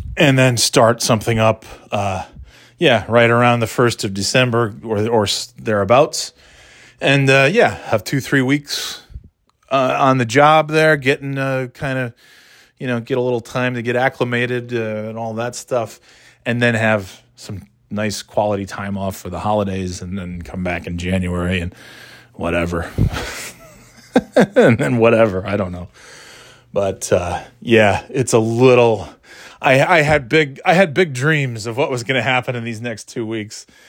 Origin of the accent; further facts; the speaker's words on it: New York, United States; now in Nashua, United States; where I grew up in New York is nowhere near any, uh, ocean